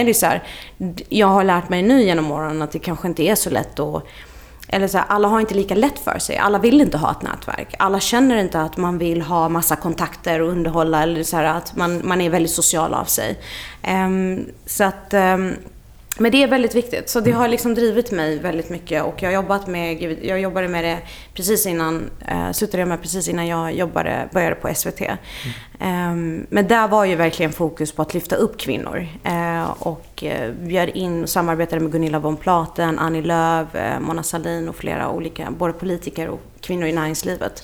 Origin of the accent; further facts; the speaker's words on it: Lund, Skåne, Sweden; moved away as an adult; also born or lived in Iraq / Russia / Stockholm / Dublin; jag är så uppvuxen i Lund och gick eh, gymnasiet där